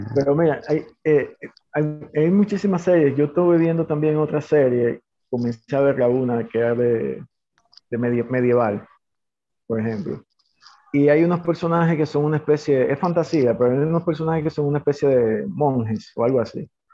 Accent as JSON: {"language": "Spanish", "country": "Dominican Republic", "said": "aquí somos dominicanos"}